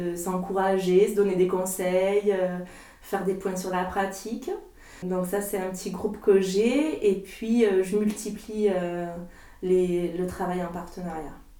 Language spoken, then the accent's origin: French; Lot-et-Garonne, Nouvelle-Aquitaine, France; moved away as an adult; also born or lived in Marseille / Salon-de-Provence; je suis originaire d'ici, du Lot-et-Garonne